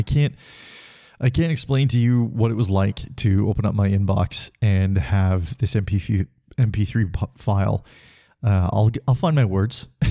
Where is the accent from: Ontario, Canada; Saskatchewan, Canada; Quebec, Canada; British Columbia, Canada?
British Columbia, Canada; Salmon Arm; now in Calgary, Canada; I went to my hometown of Salmon Arm, BC